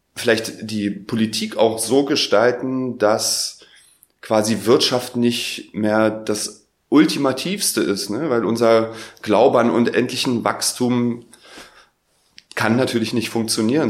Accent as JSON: {"language": "German", "region": "Berlin", "country": "Germany", "said": "ich komme aus Berlin."}